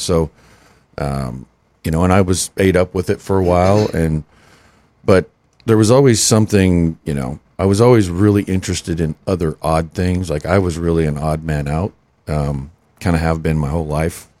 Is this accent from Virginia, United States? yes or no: no; Western South Dakota, United States; moved away; also born or lived in Denton; growing up in Western South Dakota